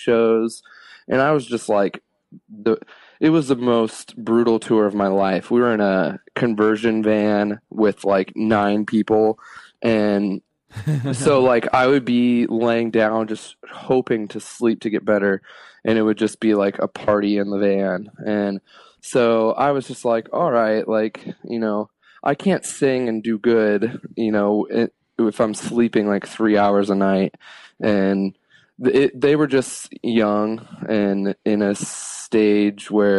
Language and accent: English; Kettering, Ohio, United States; moved away as an adult; also born or lived in Oceanside, California / Las Vegas / Arizona; now in Los Angeles, United States; I grew up in Dayton, Ohio in a suburb called Kettering